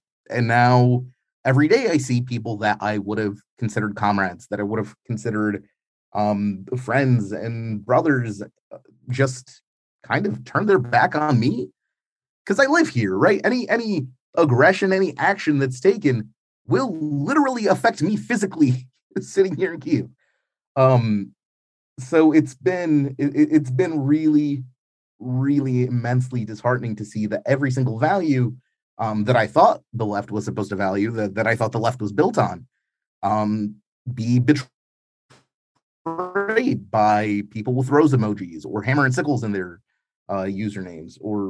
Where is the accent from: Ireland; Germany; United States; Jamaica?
United States; New York; Like, growing up in New York in the 90s, one of the core values I kind of absorbed